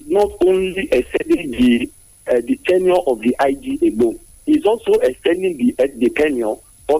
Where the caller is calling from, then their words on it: Nigeria; from Jabodi.